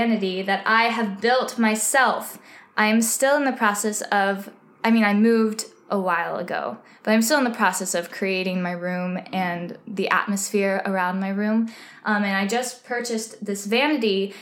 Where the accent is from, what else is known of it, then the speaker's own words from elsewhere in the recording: Texas, United States; now in New York, United States; I'm originally from Texas, so I don't really see snow all that often, or I didn't growing up, and so when I first came to New York